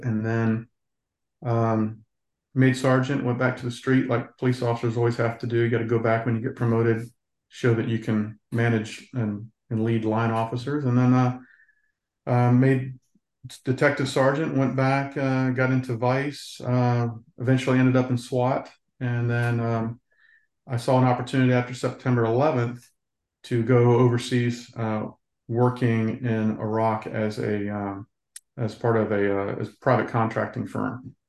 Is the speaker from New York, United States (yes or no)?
no; Atlanta, Georgia, United States; I grew up in Georgia and in Atlanta, Clayton County there, and went into the Marine Corps